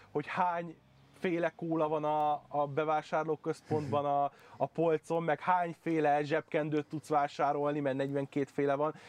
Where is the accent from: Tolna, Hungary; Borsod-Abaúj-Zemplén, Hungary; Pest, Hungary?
Pest, Hungary; Budaörs; moved away; én budaörsi vagyok, Igen. onnan származom